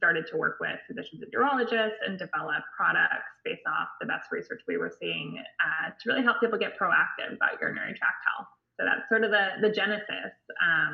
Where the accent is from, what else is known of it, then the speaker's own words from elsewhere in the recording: Bay Area, California, United States; also born or lived in Santa Barbara, California; now in San Diego, United States; I grew up in the Bay Area in California